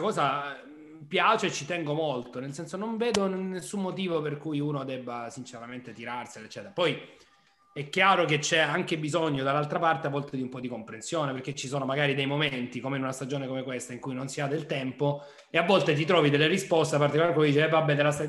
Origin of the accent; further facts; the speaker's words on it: Nardò, Apulia, Italy; io sono nato a Nardò e sono neretino